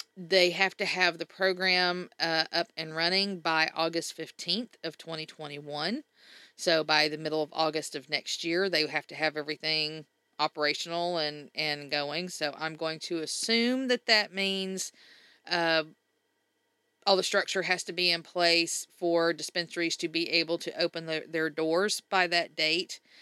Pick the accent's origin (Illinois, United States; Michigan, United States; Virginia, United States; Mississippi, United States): Mississippi, United States; Mississippi because that's my home state. That's where I grew up